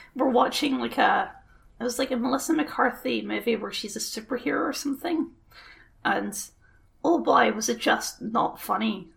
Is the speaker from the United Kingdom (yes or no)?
yes; Scotland, United Kingdom; We're just Scottish barbarians. That's what we are.